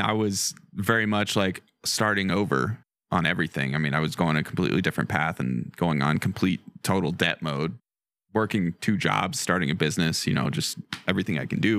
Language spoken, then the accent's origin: English; Western Colorado, United States; born or raised there; also born or lived in Denver